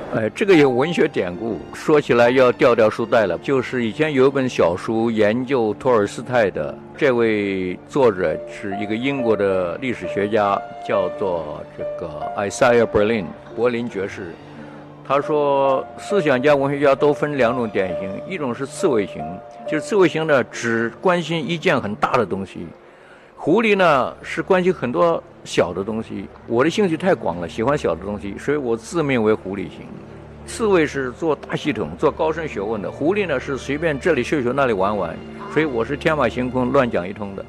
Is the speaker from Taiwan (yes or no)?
yes; Taiwan; moved away as an adult; also born or lived in Henan / Fujian / United States; now in Hong Kong; 我从台湾来